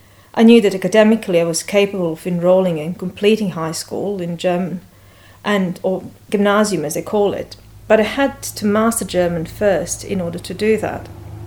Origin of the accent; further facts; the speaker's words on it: Bosnia & Herzegovina; English is a second language; I was born and raised in Bosnia, but no, this is not this kind of story. It's not about the war.